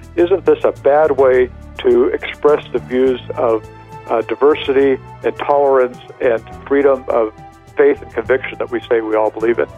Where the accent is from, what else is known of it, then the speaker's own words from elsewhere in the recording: California, United States; moved away; I'm actually from California